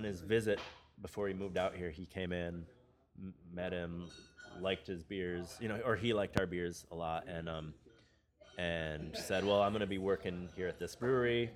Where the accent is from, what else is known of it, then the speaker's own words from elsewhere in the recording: Rochester, New York, United States; moved away as an adult; now in Los Angeles, United States; I grew up in Rochester, New York